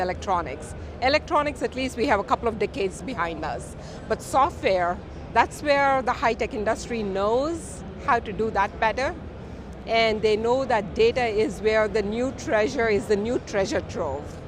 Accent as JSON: {"language": "English", "country": "India", "moved": "yes", "lives_now": "Detroit, United States", "said": "I'm from India, I'm a Detroit implant. So I'm very proud to say I'm from Michigan."}